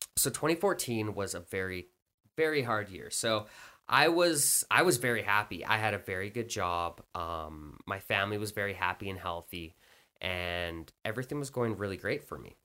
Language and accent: English; Canada; I'm Canadian